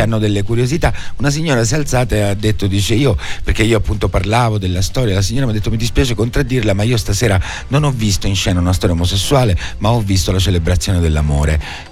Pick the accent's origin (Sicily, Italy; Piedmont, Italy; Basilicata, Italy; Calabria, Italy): Sicily, Italy; San Giuseppe Jato; moved away as an adult; also born or lived in Rome, Italy; now in Palermo, Italy; la mia provenienza, che è quella di un certo. piccolo paesino, io sono di San Giuseppe Iato, in provincia di Palermo